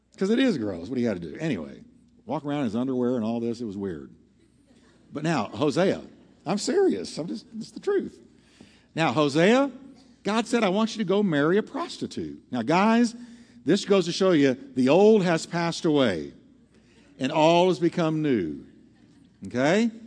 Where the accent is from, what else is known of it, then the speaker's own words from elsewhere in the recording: Texas, United States; I'm from Texas